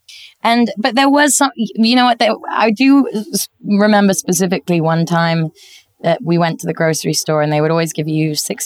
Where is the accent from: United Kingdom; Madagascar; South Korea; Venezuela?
United Kingdom; England; also born or lived in West Village, New York; now in New York, United States; I grew up actually in England and then in the West Village.